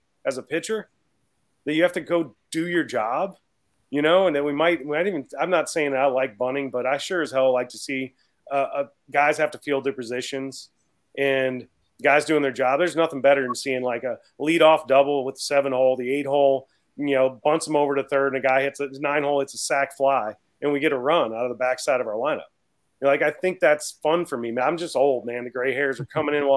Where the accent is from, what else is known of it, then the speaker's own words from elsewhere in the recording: Baton Rouge, Louisiana, United States; I'm from Baton Rouge.